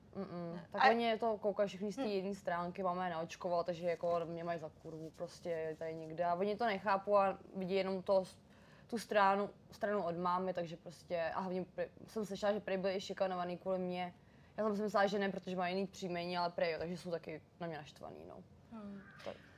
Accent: Příbram, Central Bohemian Region, Czechia; moved away as an adult; now in Prague, Czech Republic; já pocházím z Příbramy

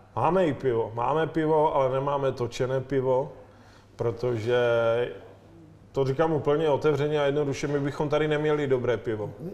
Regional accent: Ostrava, Moravian-Silesian Region, Czechia; now in Prague, Czechia; jsem z Ostravy a jak se říká Ostravak se jen tak z něčeho neposere

